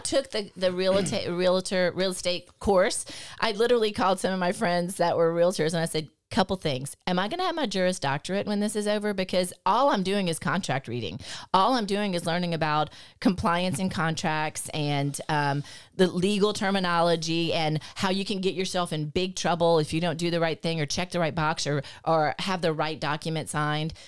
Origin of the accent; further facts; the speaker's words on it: Lafayette, United States; born and raised in Lafayette.